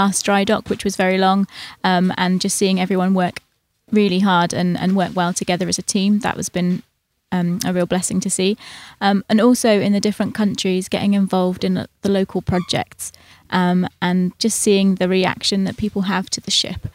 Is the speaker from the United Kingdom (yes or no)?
yes; England, United Kingdom; I'm from England.